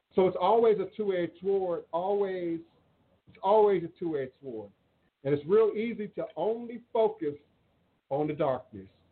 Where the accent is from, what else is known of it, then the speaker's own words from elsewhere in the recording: United States; I am more American than the Patriots